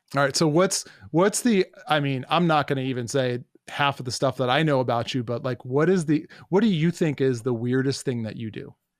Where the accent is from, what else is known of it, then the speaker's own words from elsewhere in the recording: New York, United States; I, uh, uh, grew up in New York